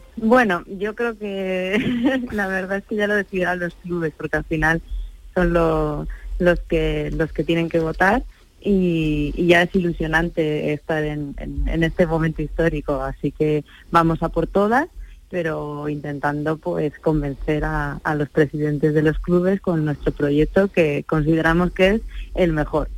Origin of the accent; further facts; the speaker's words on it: Andalusia, Spain; now in Madrid, Spain; una persona como yo, andaluza, residente en Madrid